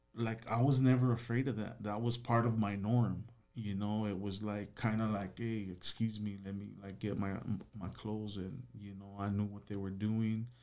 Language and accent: English; Los Angeles, California, United States; I grew up in Van Nuys, California